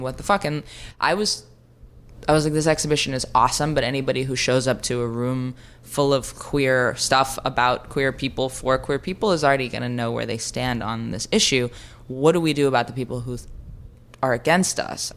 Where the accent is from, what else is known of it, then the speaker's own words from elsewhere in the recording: New York City, New York, United States; I grew up on Third Street in the Bowery